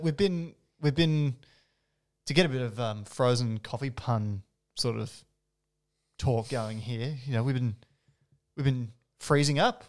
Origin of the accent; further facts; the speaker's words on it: New South Wales, Australia; now in Melbourne, Australia; I was born in New South Wales